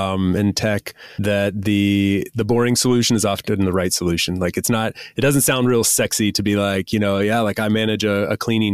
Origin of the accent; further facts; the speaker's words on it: United States; moved away as an adult; As an American citizen, I'm from one of only 2 countries in the entire world that requires I pay taxes on my global income